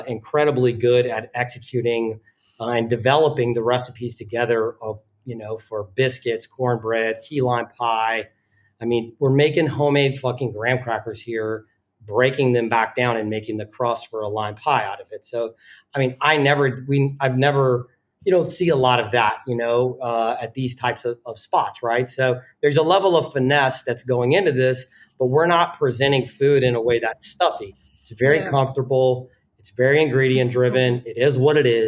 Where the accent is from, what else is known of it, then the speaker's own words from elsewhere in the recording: the South, United States; moved away as an adult; also born or lived in Richmond; now in New York, United States; I grew up in the South